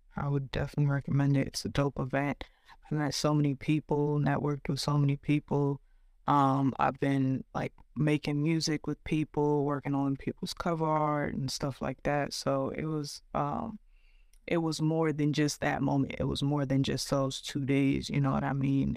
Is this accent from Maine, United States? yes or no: no; New Jersey, United States; also born or lived in Brooklyn, New York; we moved maybe when I was about like three years old to South Jersey, and I grew up there